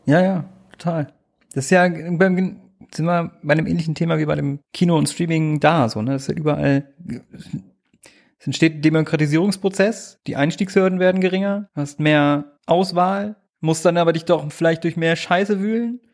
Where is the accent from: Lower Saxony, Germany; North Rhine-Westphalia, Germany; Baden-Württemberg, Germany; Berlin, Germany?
Lower Saxony, Germany; southern; moved away; in meiner Hometown in Niedersachsen, Südniedersachsen